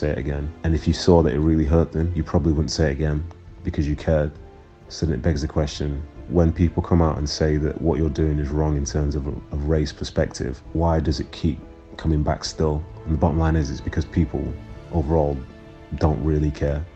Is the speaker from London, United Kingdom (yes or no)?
no; Manchester, North West England, United Kingdom; also born or lived in Nigeria; being raised in Manchester in the 90s